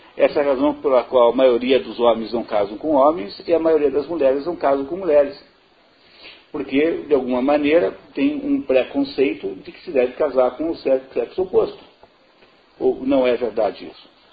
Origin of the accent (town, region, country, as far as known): Brazil